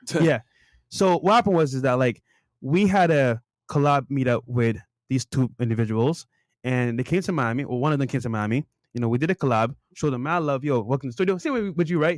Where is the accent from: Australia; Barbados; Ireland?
Barbados; now in United States; I grew up in Barbados